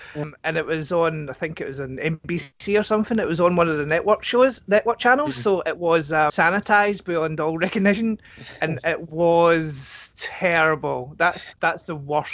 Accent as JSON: {"language": "English", "region": "Scotland", "country": "United Kingdom", "also_born_or_lived": "Lanark", "said": "as a Scotsman"}